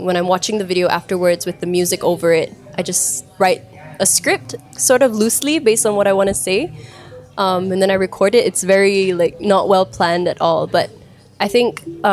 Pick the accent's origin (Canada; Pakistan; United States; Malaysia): Malaysia; I'm Malaysian because that's where I was born, that's where I was bred.